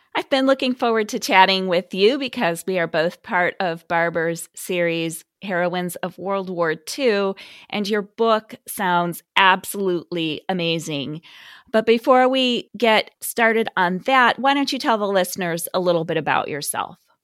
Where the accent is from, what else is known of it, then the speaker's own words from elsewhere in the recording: Midwest, United States; I'm from the Midwest